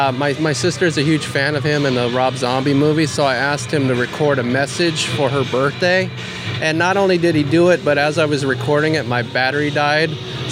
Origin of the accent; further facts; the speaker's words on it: Mission Viejo, California, United States; Mission Viejo, California, which is my hometown.